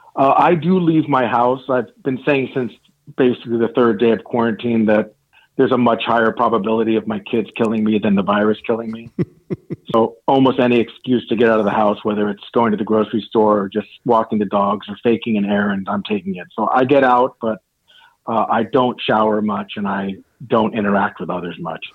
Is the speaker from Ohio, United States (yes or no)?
no; Marin, California, United States; growing up in Marin